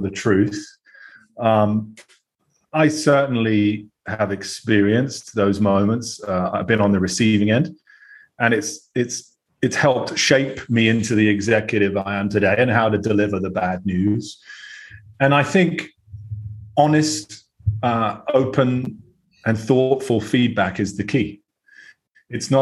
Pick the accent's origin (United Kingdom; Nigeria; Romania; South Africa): United Kingdom; accent: British; moved away as an adult; now in United States; Although I sound fairly British